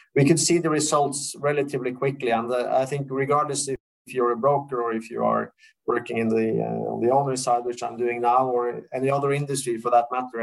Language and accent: English; Oslo, Norway; I was uh, born and raised in Oslo